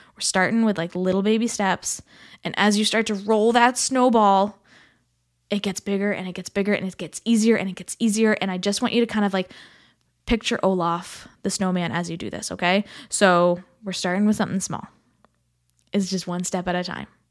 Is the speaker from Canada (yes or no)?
yes; Canada; as a Canadian, in the thick of the snow